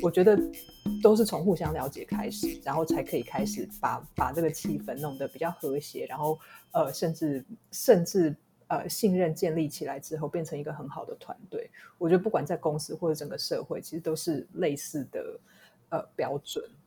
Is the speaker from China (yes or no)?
no; Taiwan; 我身为一个在台湾长大的人